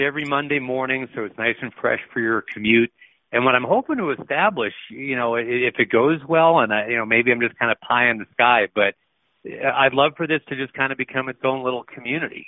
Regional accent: Rochester, New York, United States; also born or lived in Atlanta / Boston; I was actually born well born in Atlanta, but grew up in uh, in both Boston and Rochester, New York. More Rochester than Boston. I only spent like three years in Boston, so I tell people I'm from Rochester.

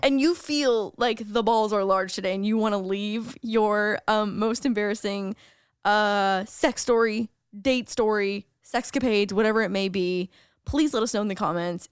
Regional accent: Canada; as a Canadian

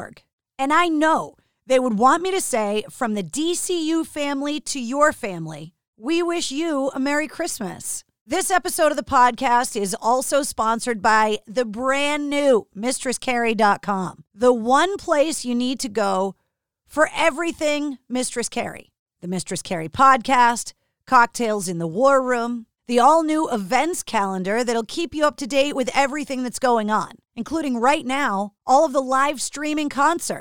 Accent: Massachusetts, United States; born and raised in Massachusetts like I was

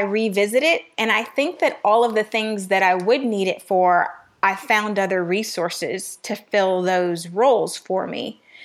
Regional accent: Miami, Florida, United States; also born or lived in Midwest; now in Atlanta, United States; I was raised in Miami

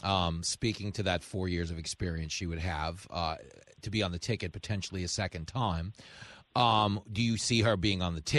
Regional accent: New York, United States; I'm from New York

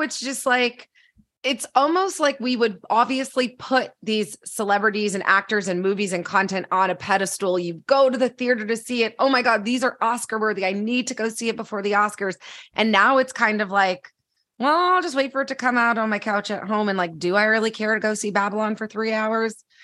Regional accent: Canada; I'm Canadian

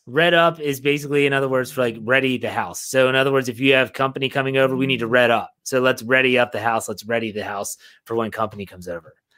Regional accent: West Virginia, United States; I grew up in West Virginia. We actually, I grew up in a holler. Um, the holler surrounding the Big Wheeling Creek

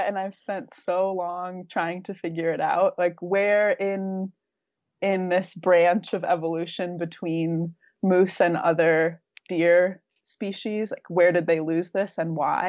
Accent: Rhode Island, United States; also born or lived in Minnesota; now in Wyoming, United States; But I grew up in Rhode Island and Minnesota and came to Wyoming 2 years ago to work for Brittany and Rachel

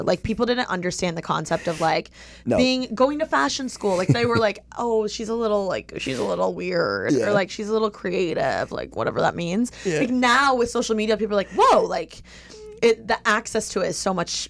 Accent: Indiana, United States; Like, I grew up in Indiana. Like, that's my hometown, and I'm a Midwest girl through and through.

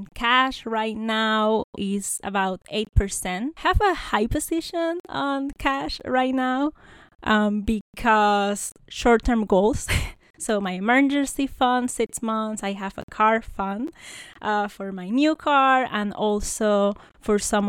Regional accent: Puerto Rico; moved away as an adult; now in United States; I'm a Puerto Rican. So I have a background more like into the academia. I grew up in Puerto Rico, studied there, did my bachelor

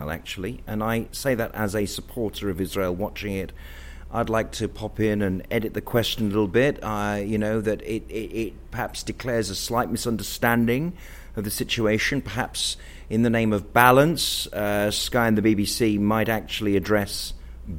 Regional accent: United Kingdom; British Jews in this country

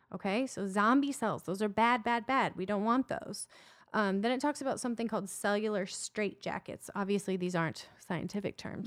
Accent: Iowa, United States; I'm from Iowa

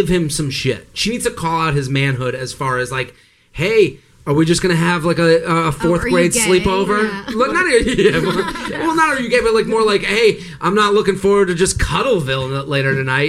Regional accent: Boston, Massachusetts, United States; I'm from Boston

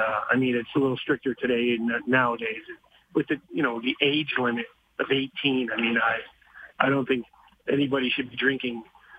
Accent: Montreal, Quebec, Canada; Growing up in Montreal, wartime housing.

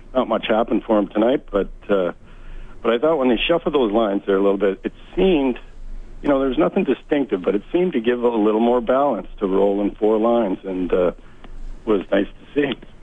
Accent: St. Albert, Alberta, Canada; moved away as an adult; now in Maui, United States; I grew up in St. Albert

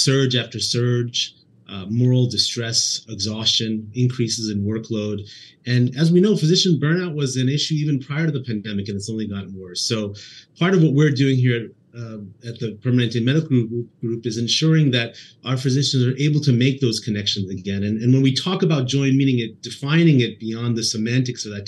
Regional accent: East Coast, United States; moved away as an adult; also born or lived in Boston / Indianapolis; now in Northern California, United States; I was born and raised on the East Coast, spent all of my time there, and did most of my training in Boston

